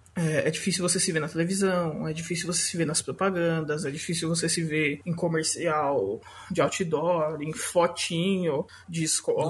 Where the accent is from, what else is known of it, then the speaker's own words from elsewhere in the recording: São Paulo, Brazil; sou aqui da Zona Leste de São Paulo, Zona Norte, meia Zona Leste, meia Zona Norte